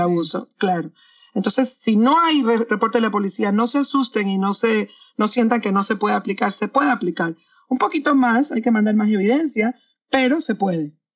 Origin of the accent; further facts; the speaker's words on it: Panama; moved away as an adult; also born or lived in London / New York; now in Miami, United States; yo soy de Panamá, eh, soy abogada en Panamá y en Estados Unidos